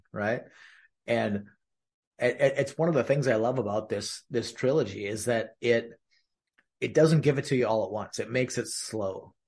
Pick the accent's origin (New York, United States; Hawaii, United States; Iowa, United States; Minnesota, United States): Minnesota, United States; I'm from Minnesota